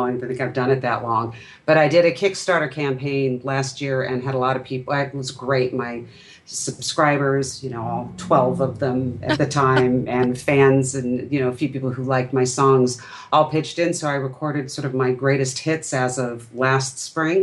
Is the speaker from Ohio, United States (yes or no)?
no; Irvine, California, United States; I grew up in Irvine, California, and that's part of Orange County